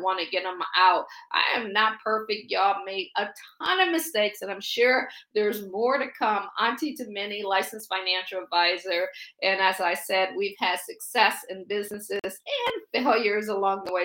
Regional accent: Akron, Ohio, United States; moved away as an adult; also born or lived in Washington, D.C. area / Baltimore / Boston / Pittsburgh; I'm from Akron, Ohio. I always joke and say I grew up shy shelter in church basically six days a week

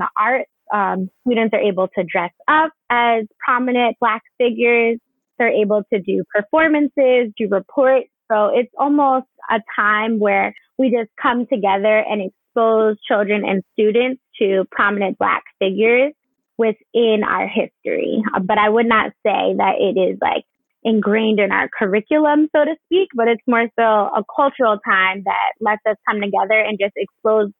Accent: New Jersey, United States; moved away as an adult; now in Atlanta, United States; So I am a native of New Jersey. So I'm from New Jersey.

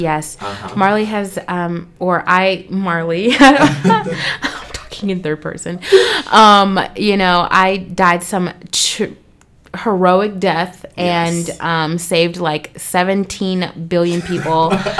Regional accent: California, United States; I'm from California

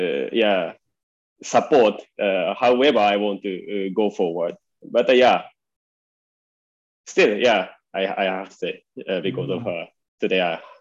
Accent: Japan; English is a second language; moved away as an adult; also born or lived in Pune, India; now in India; Yeah, I was born in Japan.

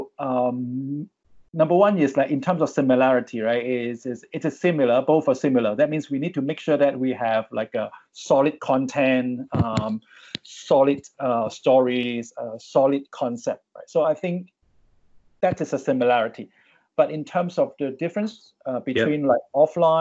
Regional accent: Hong Kong; moved away as an adult; now in Singapore; I grew up in Hong Kong, but I migrated to Singapore many years ago, more than 10 years

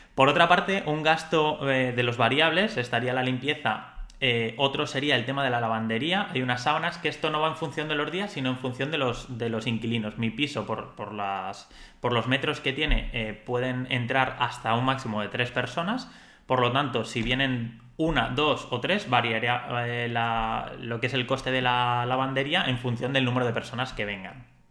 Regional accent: Spain; yo soy español, entonces a nivel de Andorra soy extranjero

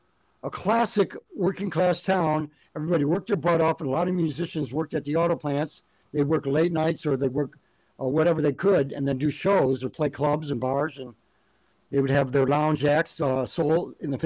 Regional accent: Detroit, Michigan, United States; also born or lived in Buffalo, New York; my mom's sister lived in Detroit, so we moved to Detroit later down the road in 1961.

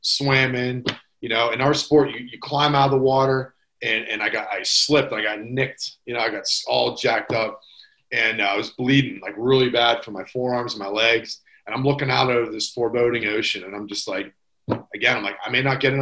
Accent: Pittsburgh, Pennsylvania, United States

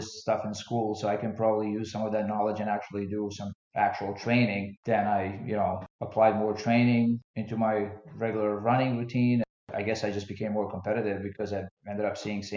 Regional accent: Bosnia & Herzegovina; moved away; also born or lived in Philadelphia; When I grew up in Bosnia, I played a lot of team sports like basketball and soccer

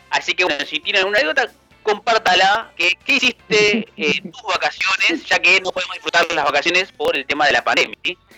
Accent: Esteban Echeverría, Buenos Aires Province, Argentina; Ustedes saben que los que somos de Esteban Echeverría la estamos pasando mal con respecto a la luz.

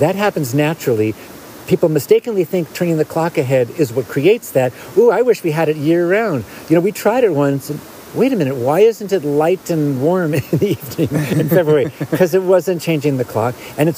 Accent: West Hollywood, California, United States; also born or lived in Felton, California; I grew up in West Hollywood

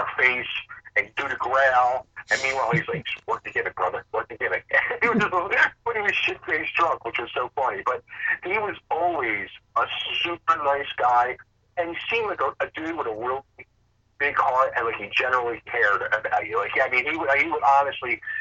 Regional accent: Upper Darby, Pennsylvania, United States; I'm originally from Upper Darby, Pennsylvania

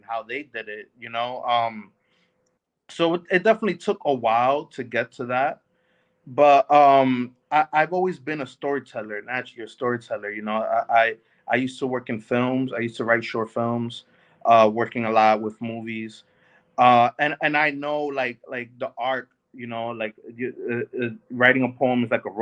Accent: New York City, New York, United States; growing up in the Bronx

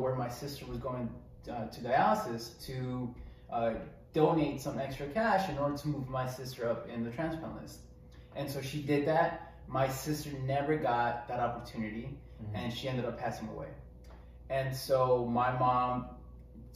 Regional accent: Mexico; moved away; I grew up in Mexico.

